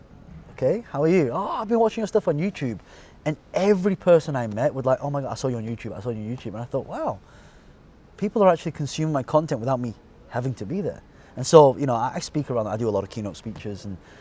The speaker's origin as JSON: {"language": "English", "town": "Colne", "region": "North West England", "country": "United Kingdom", "tie": "born or raised there", "said": "Burnley. Colne. Okay. But I say Burnley because that's where..."}